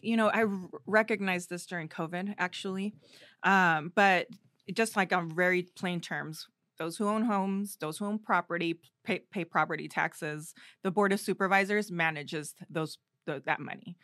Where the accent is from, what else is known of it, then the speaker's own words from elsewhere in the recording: Riverside, California, United States; also born or lived in Durango, Mexico; I grew up in Riverside, that's where we landed, that's the place that accepted us and raised us.